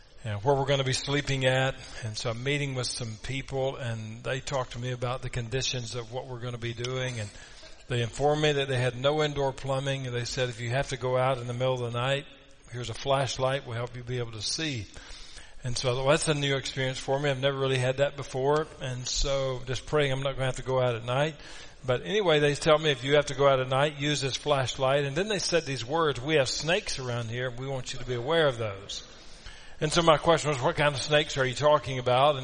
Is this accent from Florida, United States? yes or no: no; Kentucky, United States; I'm from Kentucky